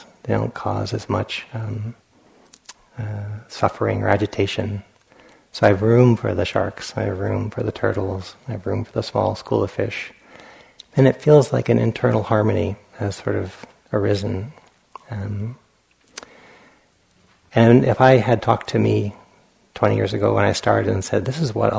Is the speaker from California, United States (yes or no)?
no; Providence, Rhode Island, United States; when I was a child, growing up in Providence, Rhode Island